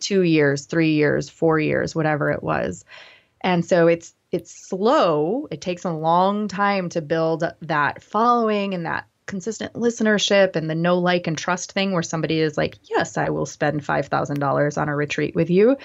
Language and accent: English; Grand Rapids, Michigan, United States; I grew up in West Michigan, in Grand Rapids